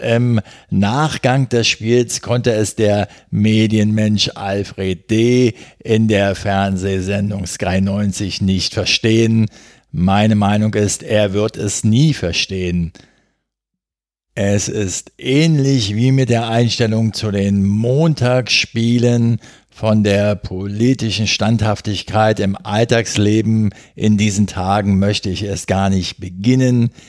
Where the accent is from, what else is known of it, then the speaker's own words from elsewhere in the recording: Berlin, Germany; als Berliner